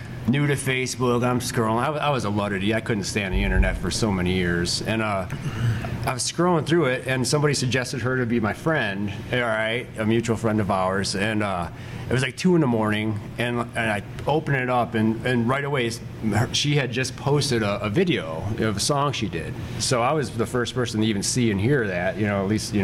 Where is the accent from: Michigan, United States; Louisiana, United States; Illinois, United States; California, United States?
Illinois, United States; Joliet; moved away as an adult; now in Indiana, United States; I grew up in out by Joliet, Illinois, outside of Chicago.